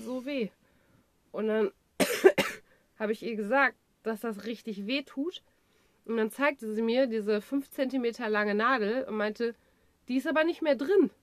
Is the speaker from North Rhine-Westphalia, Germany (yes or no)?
yes; Dortmund, North Rhine-Westphalia, Germany; ich komme aus Dortmund